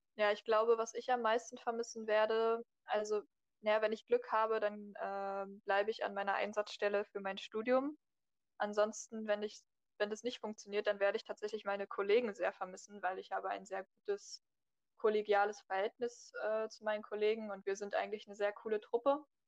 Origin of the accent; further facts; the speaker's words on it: Berlin, Germany; ich bin 19 Jahre alt, äh, komme aus Berlin